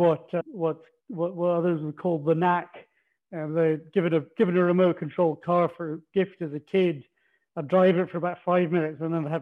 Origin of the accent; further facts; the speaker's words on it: Aberdeen, Scotland, United Kingdom; now in Australia; you probably picked from my accent, not born in Australia, originally from northeast Scotland, so I'm Aberdonian.